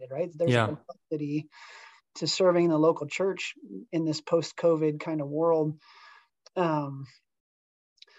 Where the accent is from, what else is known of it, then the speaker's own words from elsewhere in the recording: Topeka, Kansas, United States; also born or lived in Kentucky; now in Kansas City, United States; I grew up in Topeka, Kansas, actually, just an hour west of Kansas City.